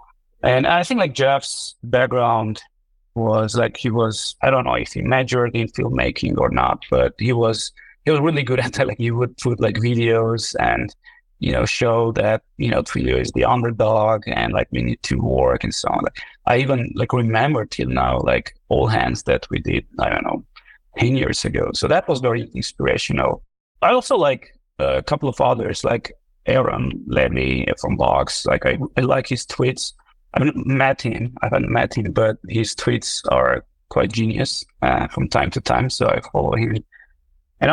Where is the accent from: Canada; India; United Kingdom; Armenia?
Armenia; moved away as an adult; also born or lived in Silicon Valley; I'm originally from Armenia. I've spent 10 years in Silicon Valley